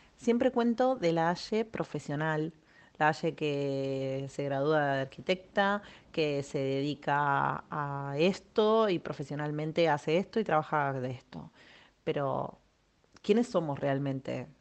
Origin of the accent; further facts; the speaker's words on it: Argentina; moved away as an adult; now in Spain; soy argentina. Hace más de tres años estoy viviendo en España